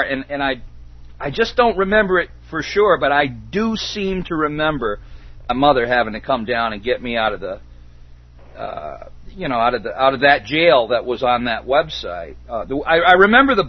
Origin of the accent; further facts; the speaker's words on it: Detroit, Michigan, United States; moved away; also born or lived in Catskill Mountains; I grew up in Detroit